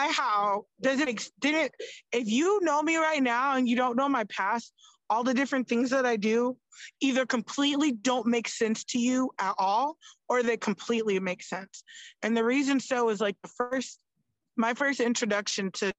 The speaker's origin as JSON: {"language": "English", "region": "Florida", "country": "United States", "tie": "born or raised there", "moved": "yes", "lives_now": "North Las Vegas, United States", "said": "I grew up in Florida."}